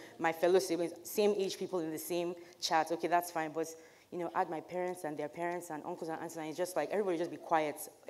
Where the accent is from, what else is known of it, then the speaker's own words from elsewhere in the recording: Aba, Abia, Nigeria; growing up in Nigeria, as a Nigerian girl going to college